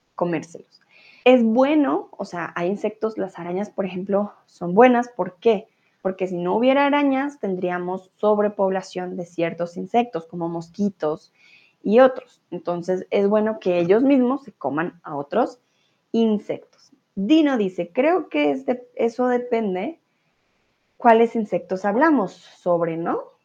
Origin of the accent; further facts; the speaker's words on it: Colombia; now in Germany; soy de Colombia, vivo en Alemania comúnmente, ahora estoy en México.